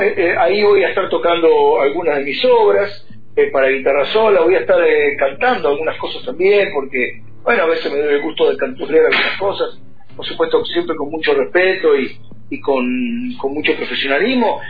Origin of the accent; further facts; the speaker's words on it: Temperley, Buenos Aires Province, Argentina; now in Luis Guillón, Argentina; soy oriundo de Temperley, pero hace unos años vivo en una barriada que está cerquita de ahí que se llama Luis Guillón